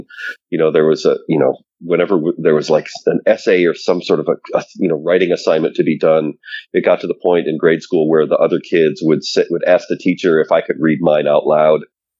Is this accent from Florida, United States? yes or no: no; suburbs of Detroit, Michigan, United States; I grew up in the Midwest, suburbs of Detroit.